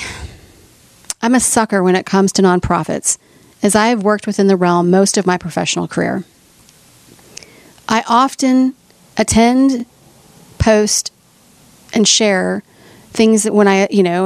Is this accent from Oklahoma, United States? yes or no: yes; Oklahoma City, Oklahoma, United States; my hometown of Oklahoma City